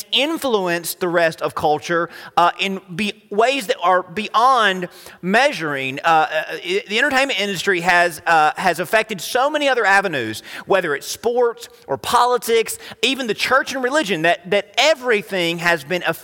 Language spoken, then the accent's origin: English; United States; Americans and you were to compare us